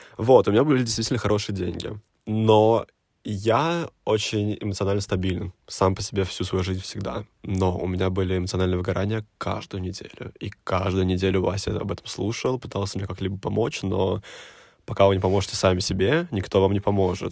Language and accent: Russian; Nizhny Novgorod, Nizhny Novgorod Oblast, Russia; moved away as an adult; now in Moscow, Russia; я из Нижнего Новгорода